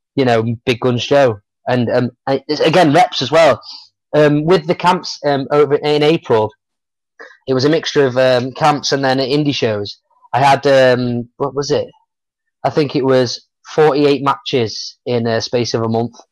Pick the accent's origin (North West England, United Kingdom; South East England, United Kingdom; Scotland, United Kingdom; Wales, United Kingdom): North West England, United Kingdom; Stockport; there's a couple of places in Stockport, like my hometown, where I've got to wrestle